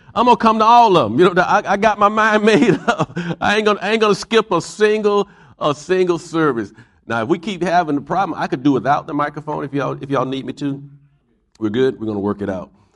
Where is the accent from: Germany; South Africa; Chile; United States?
United States; Pompano Beach, Florida; moved away; also born or lived in Fort Lauderdale, Florida; I was born in Fort Lauderdale, and I grew up in a city called Pompano Beach, Florida